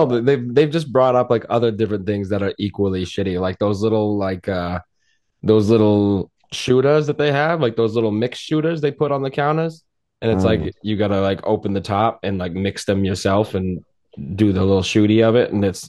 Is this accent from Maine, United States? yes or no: yes; Maine, United States; I'm from Maine. And I was down in Mass